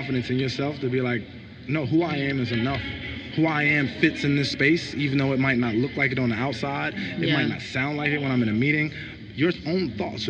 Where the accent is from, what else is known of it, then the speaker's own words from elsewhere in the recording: United States; also born or lived in London; I was just from America